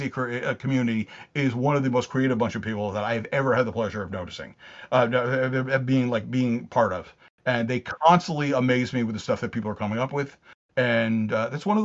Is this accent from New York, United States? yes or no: yes; Long Island, New York, United States; also born or lived in Catskills, New York / North Carolina (ancestry); I'm originally from Long Island, New York